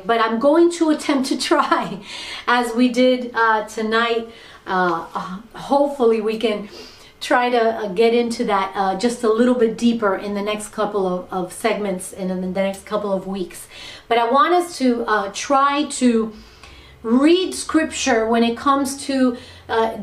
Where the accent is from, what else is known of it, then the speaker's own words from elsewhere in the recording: Miami, Florida, United States; being born and raised in Miami